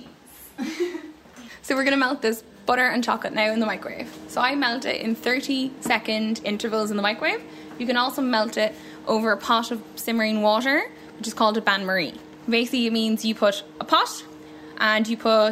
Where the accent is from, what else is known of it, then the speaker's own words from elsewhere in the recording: United States; now in Carrickmacross, Ireland; I grew up in America